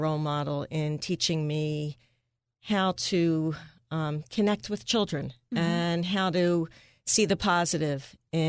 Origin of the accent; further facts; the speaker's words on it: Bell's Corner, United States; Well, as you said, I grew up in Bell's Corner, far greater Northeast, where my mom was a teacher at the local elementary school